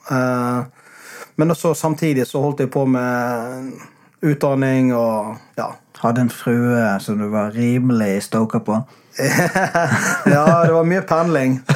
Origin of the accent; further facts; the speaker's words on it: Bergen, Vestland, Norway; Hva er greia med det å flytte sørover for oss bergensere?